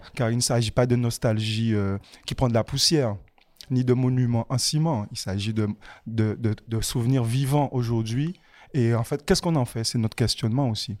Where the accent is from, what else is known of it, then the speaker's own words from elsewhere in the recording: Pointe-à-Pitre, Guadeloupe; j'ai grandi dans Pointe-à-Pitre, dans la ville, et aujourd'hui j'habite à la campagne.